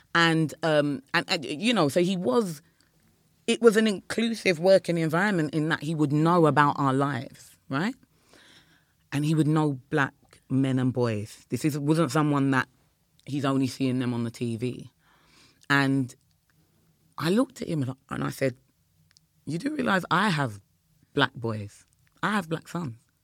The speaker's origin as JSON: {"language": "English", "town": "Croydon", "region": "London", "country": "United Kingdom", "said": "we're from South London, Croydon"}